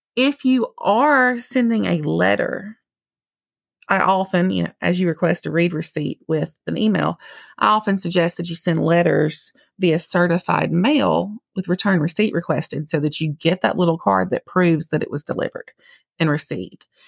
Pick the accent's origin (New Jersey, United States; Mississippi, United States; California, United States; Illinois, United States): Mississippi, United States; accent: Mississippi; I'm only licensed to practice in the state of Mississippi, if you couldn't tell from my accent